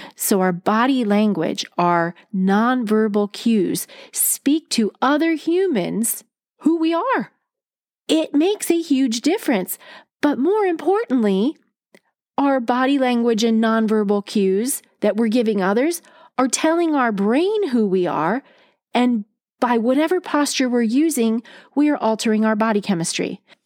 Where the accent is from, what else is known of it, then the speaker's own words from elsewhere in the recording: East Coast, United States; growing up on the East Coast, we use our hands when we talk